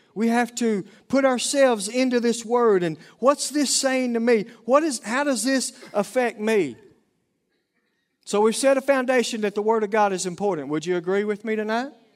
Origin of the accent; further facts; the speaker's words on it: Oklahoma, United States; accent: Oklahoma lingo; southern accent; my Oklahoma lingo